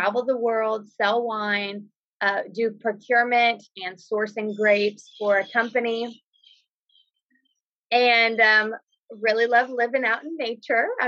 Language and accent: English; Texas, United States; I was from Texas